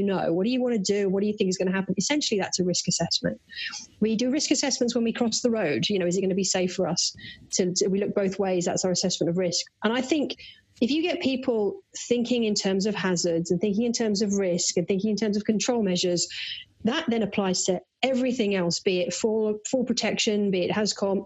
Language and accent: English; United Kingdom; accent: British; now in United States; listeners can probably tell from my accent that I'm a Brit.